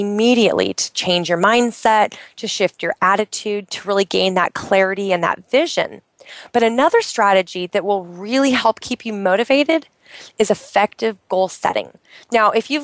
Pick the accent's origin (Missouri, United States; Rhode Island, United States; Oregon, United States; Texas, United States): Oregon, United States; moved away; I'm in Oregon. I'm in my home state where I grew up